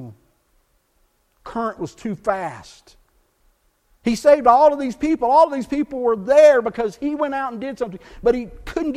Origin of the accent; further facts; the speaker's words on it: South Texas, United States; I grew up in South Texas, bilingual culture